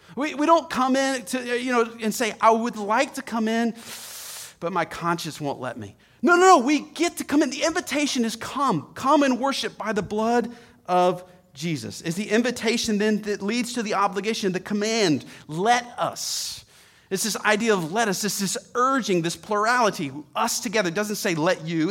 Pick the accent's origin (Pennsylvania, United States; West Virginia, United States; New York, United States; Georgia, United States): Georgia, United States; Atlanta; I grew up in Atlanta